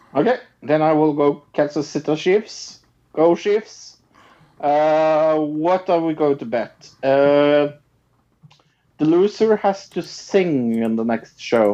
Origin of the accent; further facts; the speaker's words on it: Norway; I'm from Norway